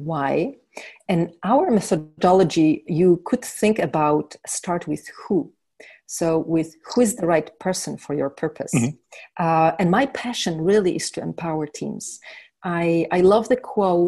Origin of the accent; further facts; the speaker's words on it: Poland; I was born in Poland and under communist time